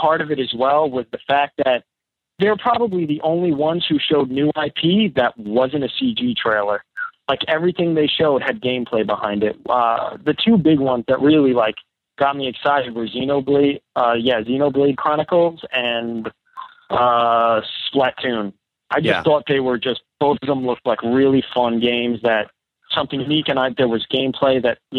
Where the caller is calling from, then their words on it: Massachusetts, United States; from Massachusetts.